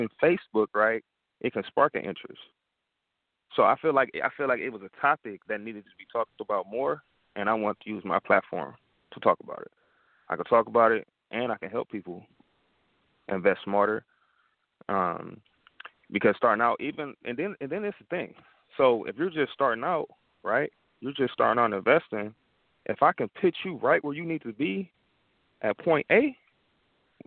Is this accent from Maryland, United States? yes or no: no; Detroit, Michigan, United States; with me being from Detroit, and I'm from Detroit